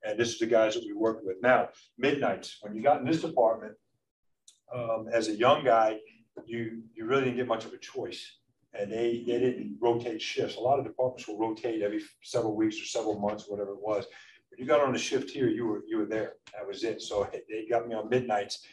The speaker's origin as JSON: {"language": "English", "region": "East Coast", "country": "United States", "moved": "as an adult", "said": "I'm from the East Coast"}